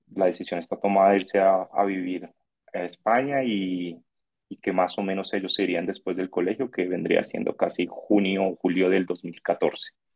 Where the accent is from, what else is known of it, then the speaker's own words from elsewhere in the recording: Bogotá, Colombia; tengo 30 años, eh, soy de Bogotá